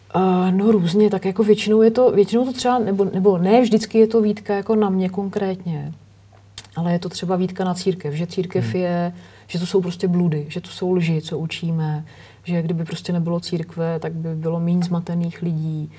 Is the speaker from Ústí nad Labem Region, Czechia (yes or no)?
no; Nymburk, Central Bohemian Region, Czechia; pocházím z Nymburka, protože prostě jsem vyrůstala ve, střínu, ve stínu postřižinského pivovaru